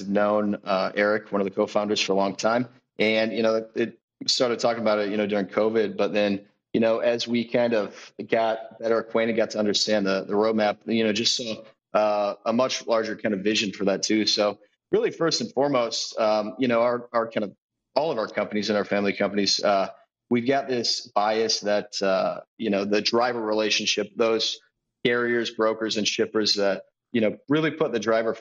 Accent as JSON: {"language": "English", "region": "Central Illinois", "country": "United States", "tie": "born or raised there", "said": "I grew up in Central Illinois, potato and vegetable farm."}